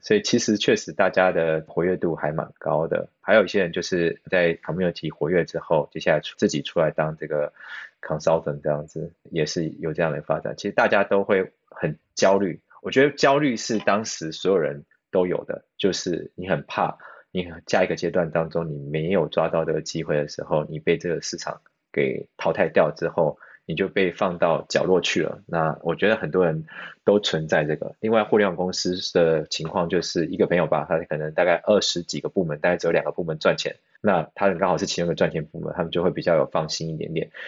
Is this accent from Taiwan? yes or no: yes; Taiwan; moved away as an adult; also born or lived in China; now in Sydney, Australia; 我一个台湾人